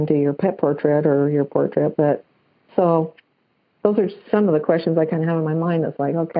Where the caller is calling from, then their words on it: Salt Lake City, Utah, United States; I'm calling from the Salt Lake City, Utah area.